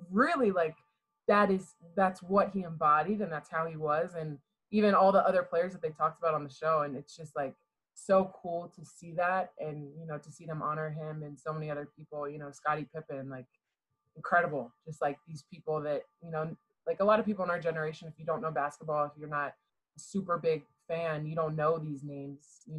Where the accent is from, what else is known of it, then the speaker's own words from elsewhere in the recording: Houston, Texas, United States; born there; I was born in Houston, Texas.